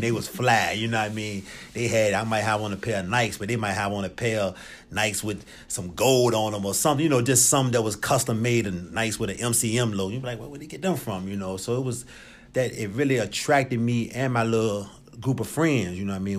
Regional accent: Richmond, Virginia, United States; I'm originally from Richmond, Virginia. Uh, from the West End, grew up over Southside.

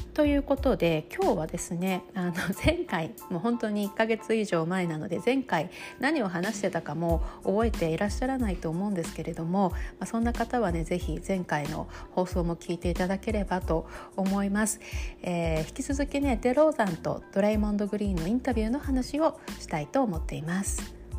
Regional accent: Sapporo, Hokkaido, Japan; moved away as an adult; also born or lived in Toronto, Canada; now in New York, United States; 私はもうずっとあの札幌出身ですし

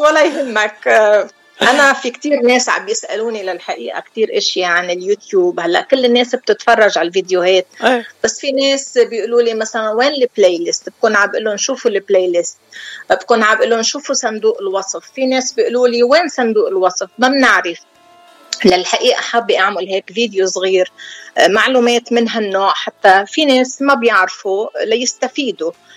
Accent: Deir Mimas, Nabatieh Governorate, Lebanon; moved away as an adult; أنا من دير ميماس قرية جنوبية بقضاء مرجعيون

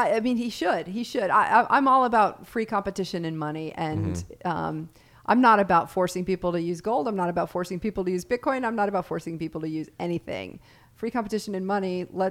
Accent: Wyoming, United States; I'm a big steak eater. I grew up on steak in Wyoming.

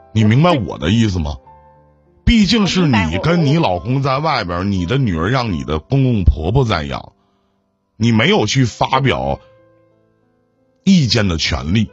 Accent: Northeast China, China; 我们东北这边叫泽罗儿

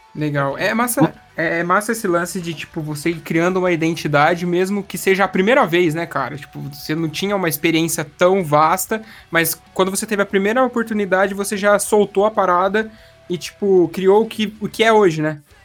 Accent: Espírito Santo do Pinhal, São Paulo, Brazil; now in Paraná, Brazil; Do lado tem uma cidade que chama Espírito Santo do Pinhal, sou dali

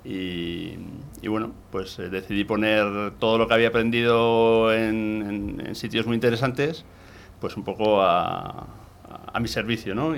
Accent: Gipuzkoa, Basque Country, Spain; soy de un pequeño pueblo de Guipúzcoa en el interior de Guipúzcoa y bueno, de la zona de, San Sebastián

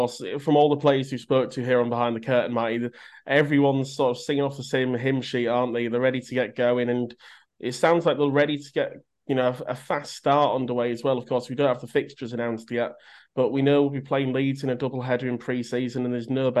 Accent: Canada; One thing I would say as well, as a Canadian, I have got it on a bit on a map here, but I have already checked out the nearest Tim Hortons.

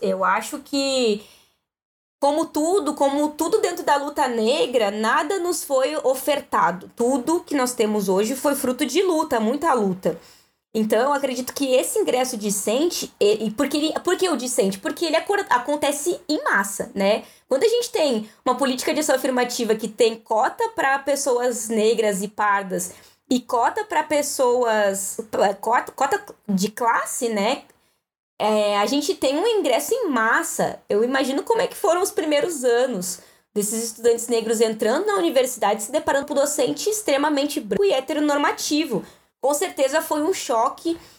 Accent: Guaíba, Rio Grande do Sul, Brazil; also born or lived in Canoas / Porto Alegre; eu nasci numa cidade chamada Canoas e com sete anos mudei para Guaíba e morei dos meus sete anos até os meus 19 na Coab

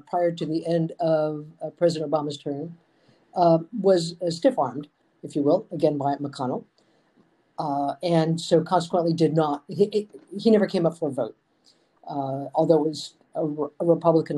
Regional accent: Michigan, United States; my home state of Michigan

